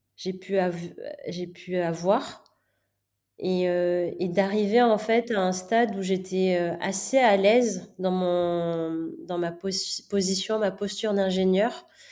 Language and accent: French; Manakara, Fitovinany, Madagascar; je suis née euh, à Madagascar de deux parents indiens